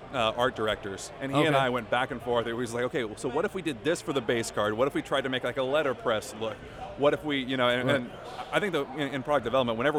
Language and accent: English; California, United States; moved away as an adult; now in Dallas, United States; I'm from California originally